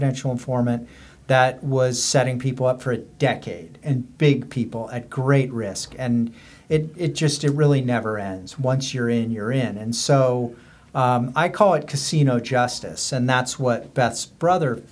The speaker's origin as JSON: {"language": "English", "region": "Southern California", "country": "United States", "said": "We're both from Southern California."}